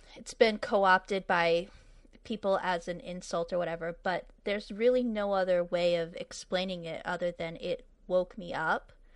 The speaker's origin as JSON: {"language": "English", "region": "New England", "country": "United States", "also_born_or_lived": "Arizona / California", "moved": "yes", "said": "I'm from New England, but I lived in Arizona for twelve years, and I lived in California for six years after"}